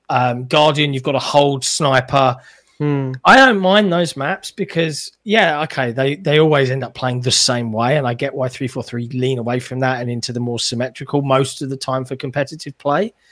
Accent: United Kingdom; as a Brit, I love innuendo.

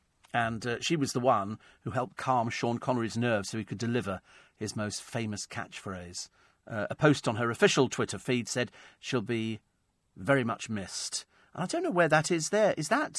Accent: Egypt; also born or lived in Hong Kong; I grew up in hot countries. I grew up in Egypt. I grew up in Hong Kong. It wouldn't have been any hotter.

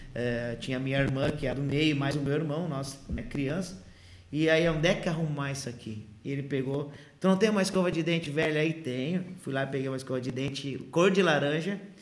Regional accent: Ijuí, Rio Grande do Sul, Brazil; now in Sapiranga, Brazil; Eu sou natural da cidade de Ijuí

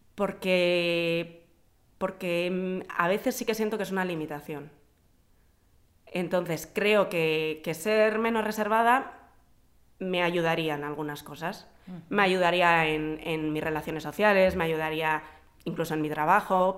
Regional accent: Vitoria-Gasteiz, Basque Country, Spain; moved away as an adult; also born or lived in Madrid; nací en Vitoria y viví en Vitoria hasta que me vine a vivir a Madrid para estudiar la carrera

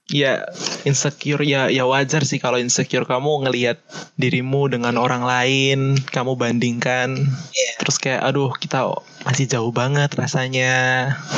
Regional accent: Yogyakarta, Special Region of Yogyakarta, Indonesia; Asal aku dari Jogja

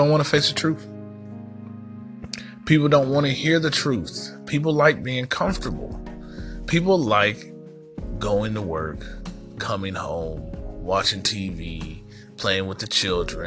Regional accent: United States; as an American citizen

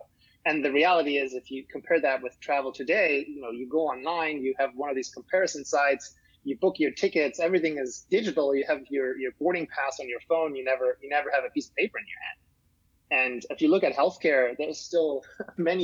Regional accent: Germany; now in United States; I'm originally from Germany

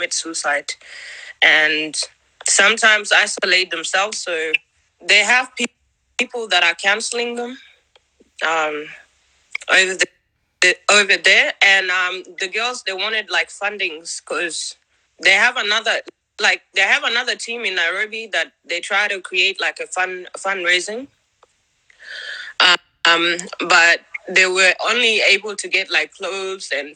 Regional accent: Yirol, Lakes, South Sudan; now in Australia; I'm from Yirol as well, Lake State

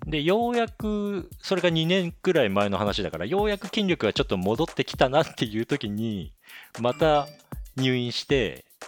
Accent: Akita, Japan; moved away as an adult; also born or lived in Tokyo / Canada; 俺も嫁さんも秋田県出身なんだけど

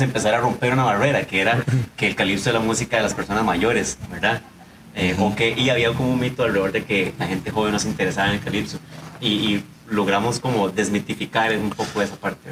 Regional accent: Siquirres, Limón, Costa Rica; moved away as an adult; now in San José, Costa Rica; soy de Limón, ¿verdad? También, de nacimiento, cédula 7, de Siquirres, a mucho orgullo

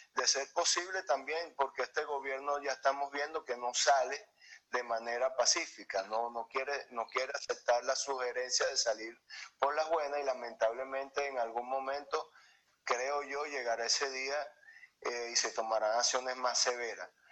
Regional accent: Venezuela; moved away; nosotros somos venezolanos

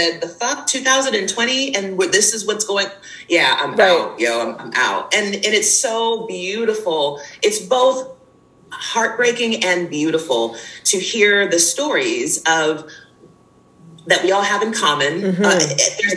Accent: United States; moved away as an adult; now in Jamaica; a Black woman who was born and raised in the States, who spent the majority of my life there

